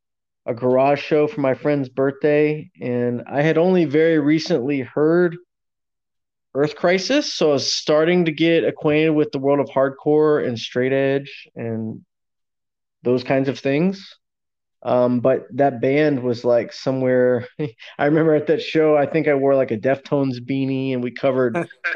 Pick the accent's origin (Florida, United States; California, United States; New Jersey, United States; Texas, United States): Texas, United States; Houston; also born or lived in Austin, Texas; I am 38 years old now. I was born in Houston, Texas